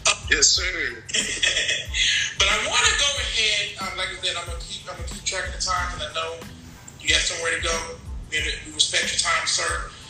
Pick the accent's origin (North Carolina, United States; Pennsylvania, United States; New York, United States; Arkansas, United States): North Carolina, United States; I'm from the South, and as most young men I know, I'm from North Carolina.